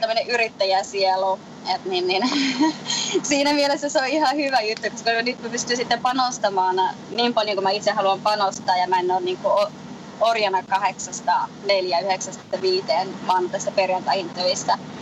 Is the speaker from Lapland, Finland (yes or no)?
yes; Lapland, Finland; also born or lived in Colorado, United States; now in Florida, United States; mä olen lappilainen lähtejä